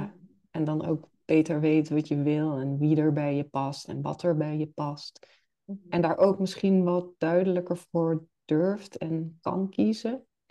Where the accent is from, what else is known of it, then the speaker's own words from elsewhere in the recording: Limburg, Netherlands; now in Nijmegen, Netherlands; ik ben een Limburger, geboren en getogen